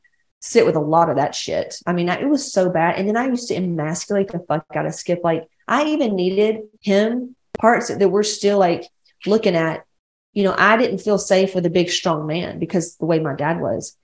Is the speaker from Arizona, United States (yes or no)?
no; Atlanta, Georgia, United States; now in California, United States; I'm like from West Georgia, Atlanta.